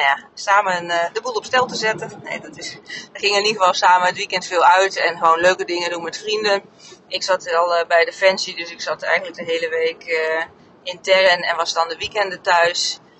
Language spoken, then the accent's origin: Dutch; Oldenzaal, Overijssel, Netherlands; moved away as an adult; also born or lived in North Brabant / Harderwijk; mijn hele puberteit in, in Oldenzaal heb gewoond, Enschede